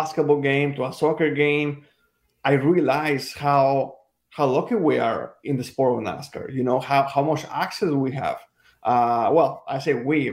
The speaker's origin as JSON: {"language": "English", "country": "Mexico", "tie": "born or raised there", "second_language": "English", "moved": "yes", "lives_now": "United States", "said": "I was born and raised in Mexico"}